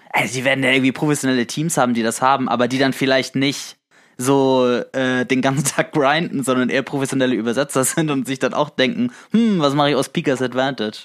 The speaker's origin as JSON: {"language": "German", "area": "the North", "region": "Northern Germany", "country": "Germany", "said": "wir kommen auch beide aus dem Norden"}